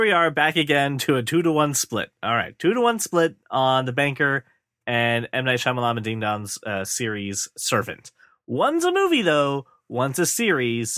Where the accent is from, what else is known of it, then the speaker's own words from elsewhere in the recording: United States; my home country